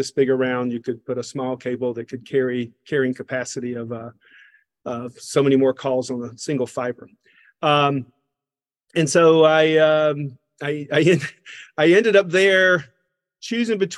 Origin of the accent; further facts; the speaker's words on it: Covington, Georgia, United States; accent: Southern; So, I am from Covington, Georgia, a small town in um, uh, east of Atlanta, Georgia.